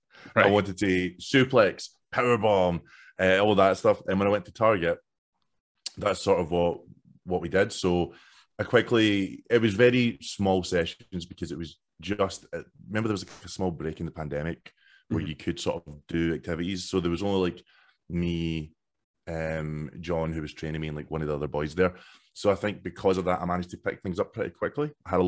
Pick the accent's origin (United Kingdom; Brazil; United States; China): United Kingdom; Scotland; Like I'm from Silcoach, so the only other what became a huge deal was Gredo. I grew up like 2 minutes away from Gredo, effectively.